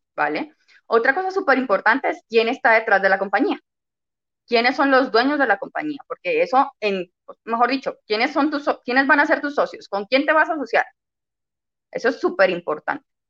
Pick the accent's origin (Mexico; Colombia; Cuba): Colombia; Cali, Valle del Cauca; yo soy de Cali, Colombia